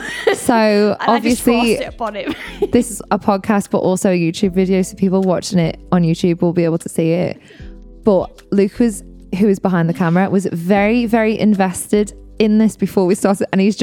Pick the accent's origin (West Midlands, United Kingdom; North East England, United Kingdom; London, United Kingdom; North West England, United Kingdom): North West England, United Kingdom; accent: Scouse; Because I've had my scouse topped up because I was there yesterday. I have to go every now and again and top my accent up.